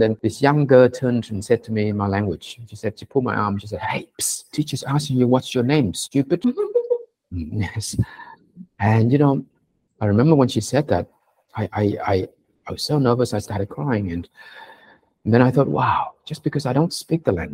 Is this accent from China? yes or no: no; Sydney, New South Wales, Australia; English is a second language; when I went to on my first day at school in Sydney, in Australia, at Kapamata West Primary School, I remember I didn't speak a word of English, literally, not even hello